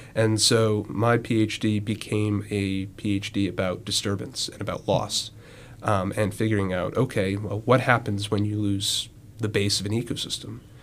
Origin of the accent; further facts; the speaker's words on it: Western North Carolina, United States; moved away; I'm from uh, Western North Carolina, very far from the ocean